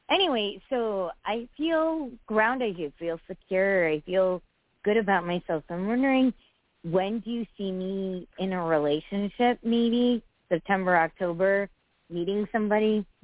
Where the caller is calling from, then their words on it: Connecticut, United States; from Connecticut.